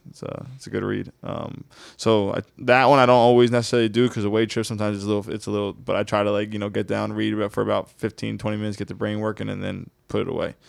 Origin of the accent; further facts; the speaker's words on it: New Jersey, United States; growing up in Jersey, like, I'm not gonna lie, growing up, we were playing ball on the street